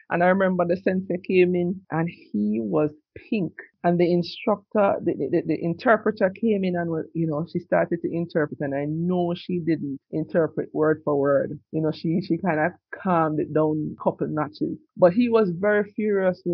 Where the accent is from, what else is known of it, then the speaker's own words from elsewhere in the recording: Jamaica; also born or lived in Trinidad and Tobago / New York / Japan; I was born in Jamaica